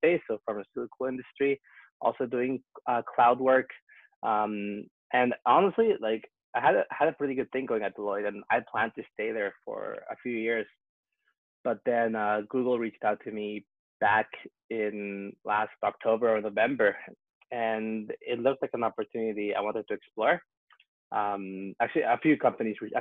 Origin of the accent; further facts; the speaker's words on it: Vancouver, British Columbia, Canada; moved away as an adult; also born or lived in Peru / Toronto / Ottawa / Prague; I was born in Peru, so I'm Peruvian. But then I moved to Canada when I was 5 years old. So that's kind of where I grew up, on the West Coast, Vancouver.